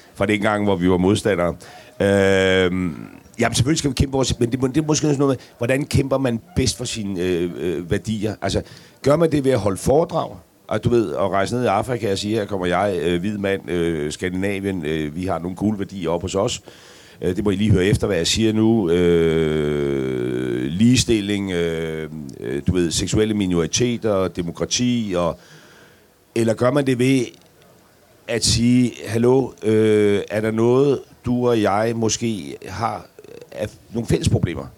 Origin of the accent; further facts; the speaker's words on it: Græsted, Capital Region of Denmark, Denmark; fra Græsted